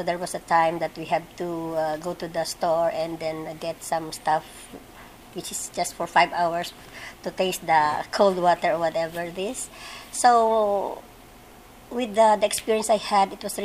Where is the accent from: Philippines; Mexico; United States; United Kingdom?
Philippines; moved away; also born or lived in Eritrea; I'm from the Philippines.